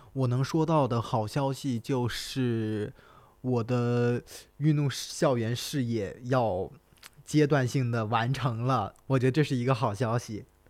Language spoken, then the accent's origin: Chinese; Shandong, China; moved away as an adult; also born or lived in Hangzhou; 我作为一个，呃，山东人也好